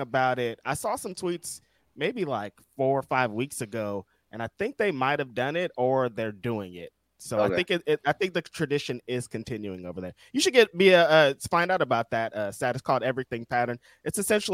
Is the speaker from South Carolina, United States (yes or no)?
no; California, United States; I'm from California